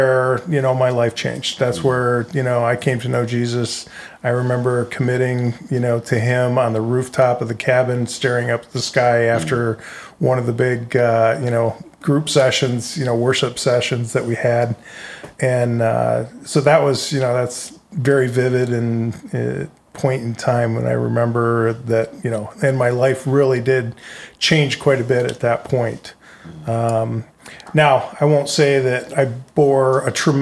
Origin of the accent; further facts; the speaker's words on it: Grand Rapids, Michigan, United States; moved away as an adult; also born or lived in Linden, Michigan; We're both from Michigan, both from Grand Rapids